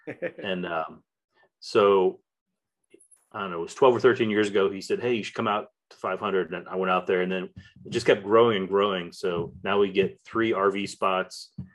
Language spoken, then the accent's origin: English; Valparaiso, Indiana, United States; also born or lived in Alabama / Pennsylvania / Texas; So actually, I was born in Indiana. I was born in Valparaiso, Indiana, but my parents lived in Crown Point.